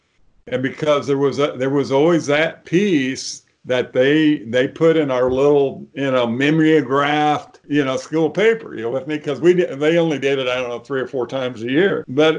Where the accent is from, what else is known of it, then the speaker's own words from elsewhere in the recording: Mason County, Illinois, United States; I grew up in Mason County, Illinois. It's about 35 miles north of Springfield here. Our farm when I was growing up was, I'm going to say, maybe a little more diverse than the typical farm